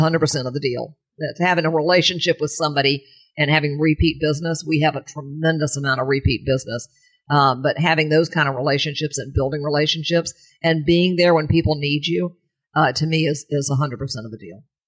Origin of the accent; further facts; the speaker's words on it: St. Petersburg, Florida, United States; also born or lived in New York City; came here when I was two years old